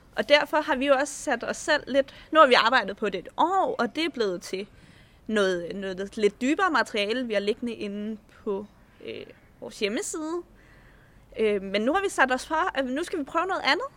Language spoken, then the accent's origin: Danish; Slagelse, Zealand, Denmark; moved away as an adult; jeg flyttede, øh, fra Slagelse, hvor jeg voksede op